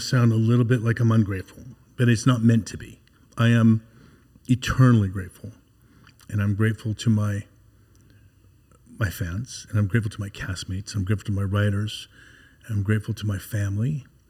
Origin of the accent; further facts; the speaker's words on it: Canada; also born or lived in United States; rekindled those relationships because I'm Canadian and American.